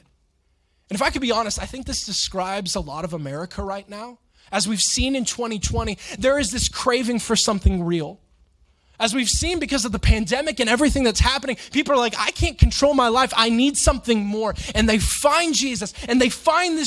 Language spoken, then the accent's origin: English; Florida, United States; growing up in Florida